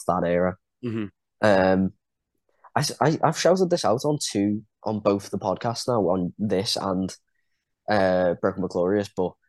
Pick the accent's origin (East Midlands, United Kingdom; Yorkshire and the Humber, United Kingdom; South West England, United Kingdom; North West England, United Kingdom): North West England, United Kingdom; Liverpool; I've got a lot of patriotism towards Ireland. I mean, I was born in Liverpool